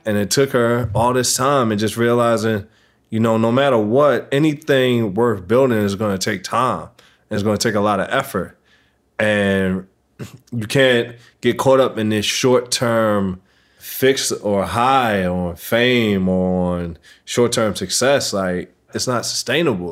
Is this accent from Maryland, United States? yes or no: yes; Baltimore, Maryland, United States; I grew up in Baltimore City